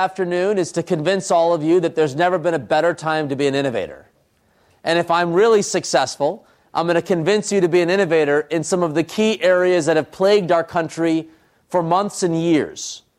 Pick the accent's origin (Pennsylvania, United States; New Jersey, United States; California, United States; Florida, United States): New Jersey, United States; Trenton; born there; I, of course, you could tell from my name … my parents come from India. I was born in Trenton, New Jersey.